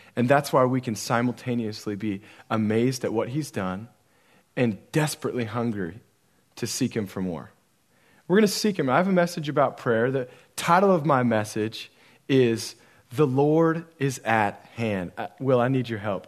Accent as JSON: {"language": "English", "region": "Central Oregon", "country": "United States", "tie": "born or raised there", "said": "I grew up in Central Oregon"}